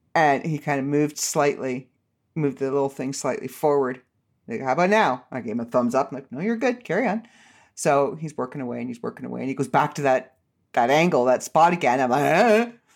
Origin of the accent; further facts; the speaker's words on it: Canada; I'm Canadian